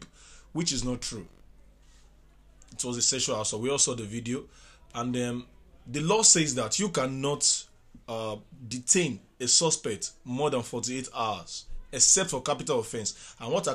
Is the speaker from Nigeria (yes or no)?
yes; Nigeria; being a Nigerian